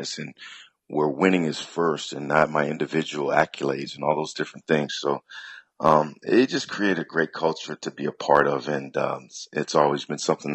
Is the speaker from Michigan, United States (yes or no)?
yes; Detroit, Michigan, United States; born and raised in Detroit, Michigan